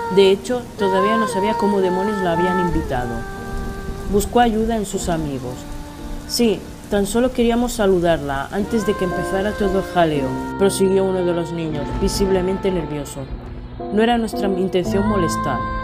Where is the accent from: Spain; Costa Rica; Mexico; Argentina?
Spain; de España